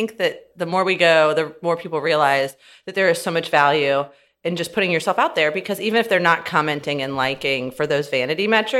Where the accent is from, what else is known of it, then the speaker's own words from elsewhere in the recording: Florida, United States; also born or lived in California / Alabama; So I grew up in Florida, California, Alabama, went to undergrad at LSU and law school, and then moved out here in 17.